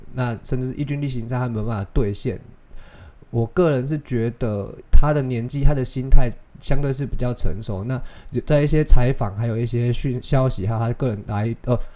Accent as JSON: {"language": "Chinese", "country": "Taiwan", "said": "我不是华裔，我算是就是外国人，对他们来说我就是外国人。那我们台湾人有一个习惯是"}